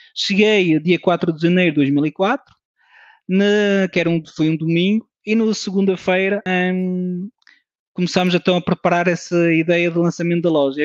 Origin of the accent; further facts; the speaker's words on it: France; moved away as an adult; now in Portugal; Nasci em França, de pais portugueses, um, ehm, uma família de imigrantes